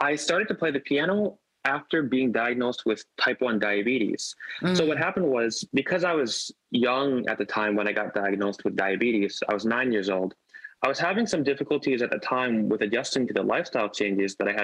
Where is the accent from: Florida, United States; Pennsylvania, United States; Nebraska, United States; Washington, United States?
Florida, United States; South; grew up in South Florida